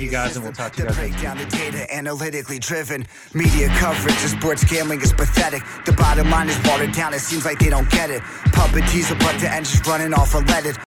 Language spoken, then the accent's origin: English; United States; I'm Asian American